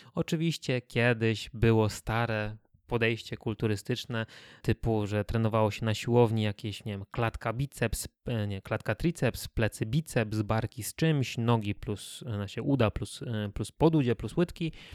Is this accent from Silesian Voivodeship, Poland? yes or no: no; Kielce, Świętokrzyskie Voivodeship, Poland; jestem z Kielc i chodziłem do czwartego liceum ogólnokształcącego